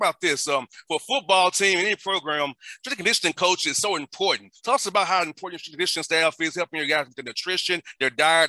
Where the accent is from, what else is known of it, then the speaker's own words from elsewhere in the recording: Atlanta, Georgia, United States; I grew up in Atlanta. A marginalized community.